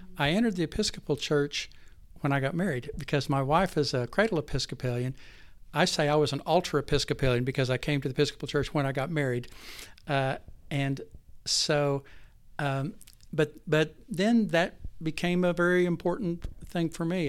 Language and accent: English; Texas, United States; moved away as an adult; also born or lived in Enid, Oklahoma / Lubbock, Texas / San Antonio, Texas; now in Oklahoma City, United States; I grew up mostly in Texas. I met my wife, Dana, in high school in Lubbock, Texas.